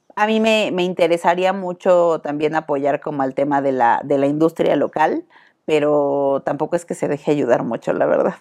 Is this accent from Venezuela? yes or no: no; Mexico